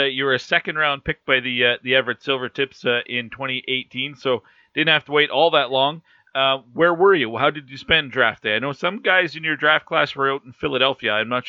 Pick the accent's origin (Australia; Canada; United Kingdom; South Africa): Canada; Cold Lake, Alberta; I'm from that Lakeland area, so I know Bonnyville really well. Although I'm from Cold Lake